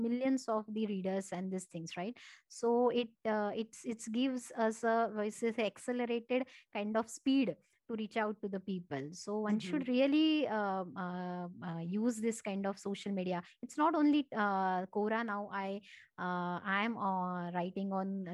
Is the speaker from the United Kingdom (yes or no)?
no; Marathi, Maharashtra, India; first language Marathi; English is a second language; Marathi, which is my mother tongue.